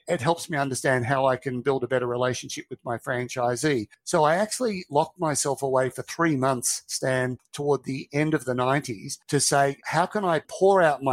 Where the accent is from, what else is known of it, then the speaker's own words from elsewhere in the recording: Australia; from Australia and I've got 3 staff